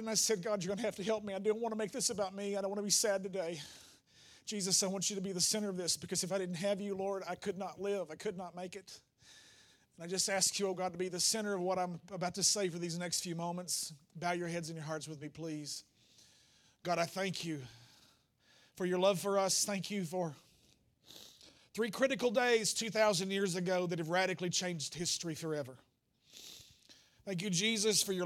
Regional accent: the Bible Belt South, United States; we grew up in the Bible Belt South

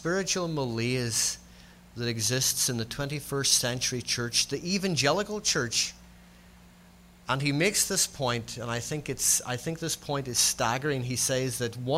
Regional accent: Northern Ireland, United Kingdom; accent: Scots-Irish; If you're trying to work out my accent is Scots-Irish. All my kin are Scots people. I'm a Scotsman who was born in the north of Ireland.

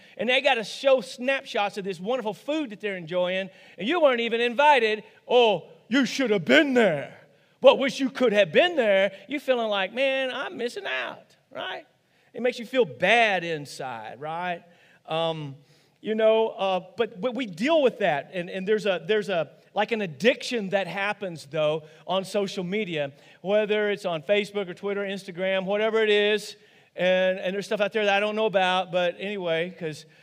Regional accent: Rosebud, United States; growing up on a dairy farm, here it comes, in Rosebud, okay? Actually, outside of Rosebud.

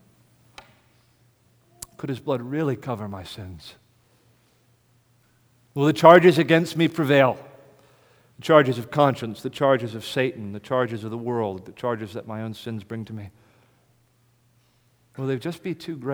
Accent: United States; accent: American; my American accent

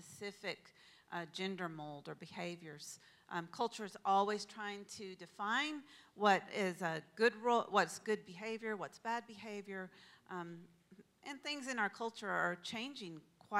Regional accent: Texas, United States; now in Pacific Northwest, United States; I grew up in Texas, as most of you probably know, and the culture there is really quite different than it is here in the Pacific Northwest.

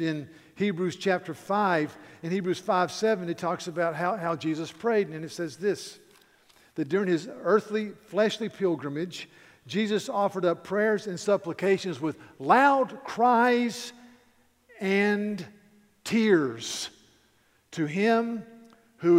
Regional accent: near Mount Pilot, North Carolina, United States; it's about a small town in North Carolina, very close to Mount Pilot, and I could see Mount Pilot from my front door. So I grew up in Mayberry, basically.

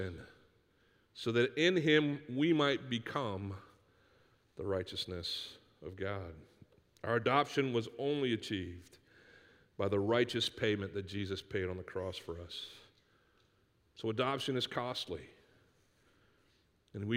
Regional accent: Northeast, United States; growing up in the Northeast where you could take cans to this place called the Redemption Center in the middle of our town

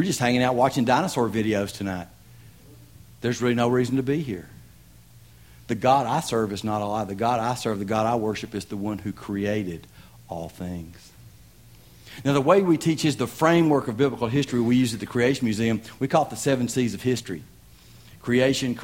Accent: Tennessee, United States; I'm from Tennessee.

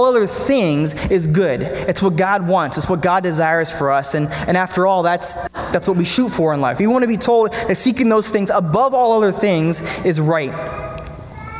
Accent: Pennsylvania, United States; Beth and I moved to my hometown in Pennsylvania

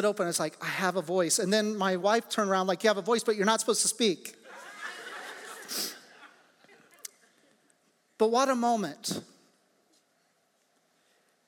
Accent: Midwest, United States; moved away; the natural response of everybody in my hometown would be to turn on the radio and see where the tornado actually touched down

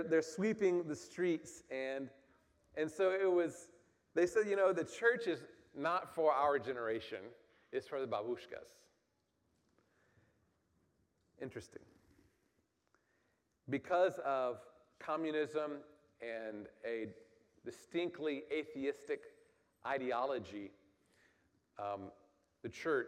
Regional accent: United States

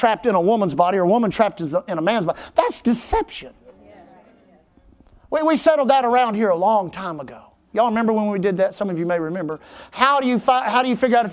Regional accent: Texas, United States; We always say Texas. We never say America

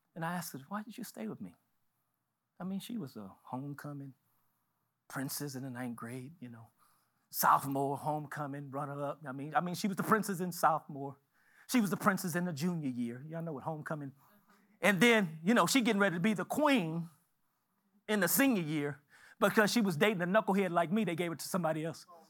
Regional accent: Galveston, Texas, United States; I was born in Galveston.

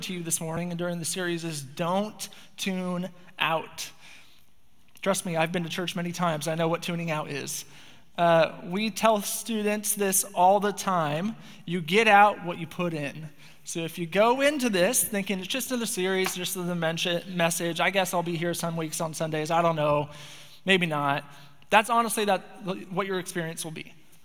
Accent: Spokane, Washington, United States; moved away as an adult; now in Bellingham, United States; I grew up in Spokane, Washington

